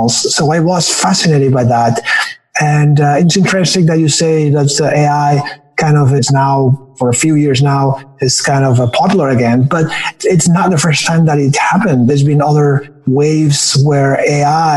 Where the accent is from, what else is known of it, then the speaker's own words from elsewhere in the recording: Barcelona, Catalonia, Spain; English is a second language; now in Bay Area, United States; I am from Barcelona.